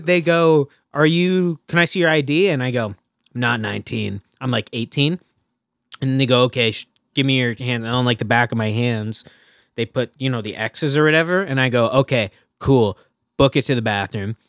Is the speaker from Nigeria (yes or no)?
no; Burlington, Ontario, Canada; I'm from Burlington, right? Burlington's got, like, more L C B Os than they know what to do with.